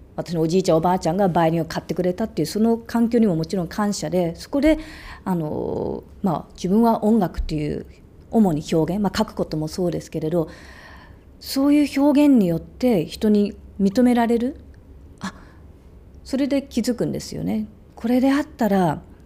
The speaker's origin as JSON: {"language": "Japanese", "country": "Australia", "tie": "born or raised there", "moved": "yes", "said": "オーストラリアで育った"}